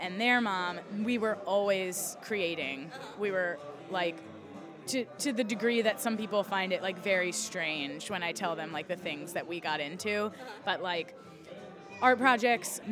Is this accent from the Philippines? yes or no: no; right outside of Philly / Delaware, United States; moved away as an adult; also born or lived in Philadelphia, Pennsylvania; now in Boston area, United States; I grew up right outside of Philly